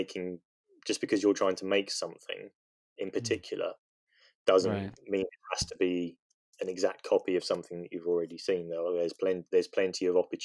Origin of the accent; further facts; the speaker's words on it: England, United Kingdom; I'm English